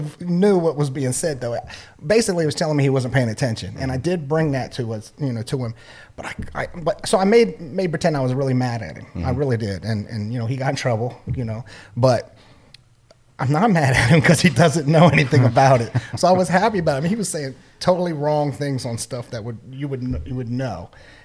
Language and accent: English; Pocomoke City, Maryland, United States; also born or lived in New Orleans; I'm from Pocomoke, right? I went to Pocomoke High.